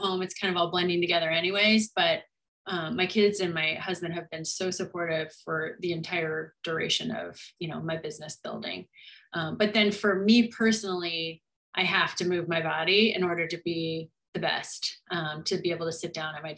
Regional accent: Montana, United States; moved away; growing up in this small town in Montana, my town had about 6,000 people

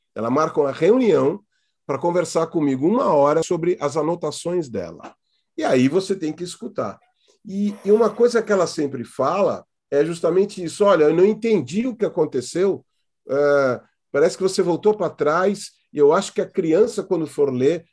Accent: Santos, São Paulo, Brazil; se eu nasci em Santos e moro aqui

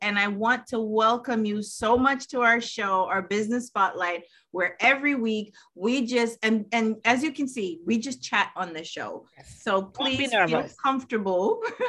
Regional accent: New York/New Jersey area, United States; See, I'm from the New York, New Jersey area, so I'm not familiar with it.

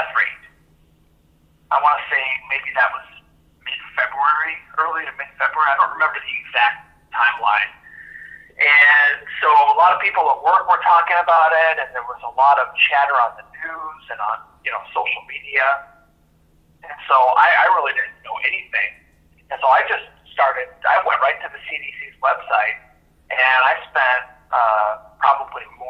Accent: Kitsap County, Washington, United States; moved away as an adult; also born or lived in Michigan; I grew up in Kitsap County and went to high school there

